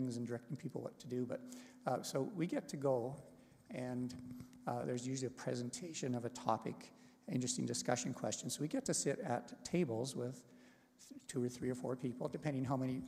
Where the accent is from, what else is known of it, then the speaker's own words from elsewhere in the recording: Canada; moved away as an adult; also born or lived in Taiwan; we had to come back home to Canada